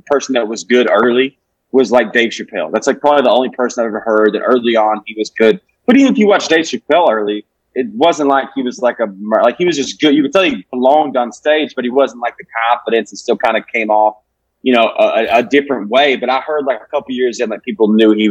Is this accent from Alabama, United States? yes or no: yes; Alabama, United States; when you're growing up in Alabama in a hometown of 1800 people